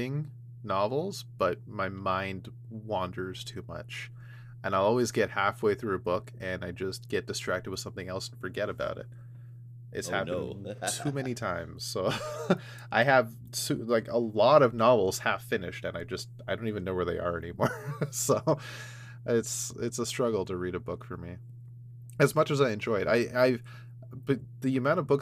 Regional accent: Canada; I'm from Canada.

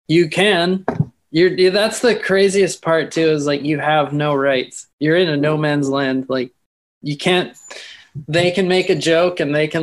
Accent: Canada; As a Canadian? Yes

